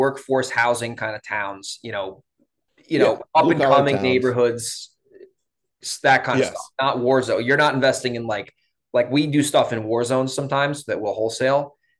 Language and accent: English; Hudson Valley, New York, United States; I mean, I'm from the Hudson Valley.